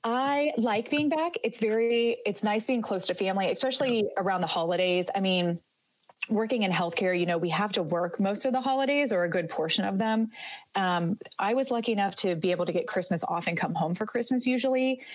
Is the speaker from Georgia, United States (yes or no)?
no; Northeast Ohio, United States; moved away as an adult; also born or lived in Houston, Texas; I grew up in Ohio, very northeast, almost into Pennsylvania.